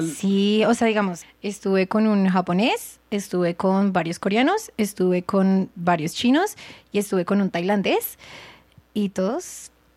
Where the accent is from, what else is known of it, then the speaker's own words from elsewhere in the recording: Colombia; moved away as an adult; now in Thailand; soy de Colombia